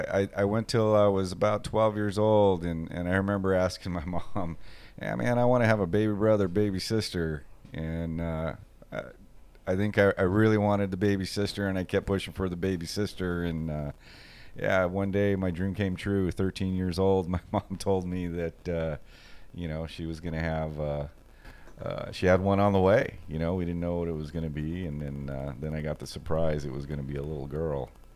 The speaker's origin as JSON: {"language": "English", "town": "Los Angeles", "region": "California", "country": "United States", "tie": "born or raised there", "said": "I grew up in East L.A., not the deep part of East L.A., but I grew up in Los Angeles, Norwalk, Downey, moved around a lot as a child, single mother."}